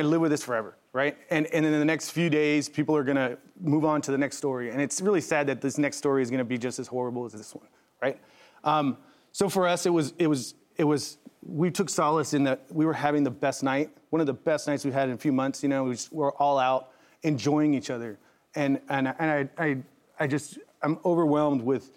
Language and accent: English; San Diego, California, United States; now in Colorado Springs, United States; I'm born and raised in San Diego, but in Colorado, that's my family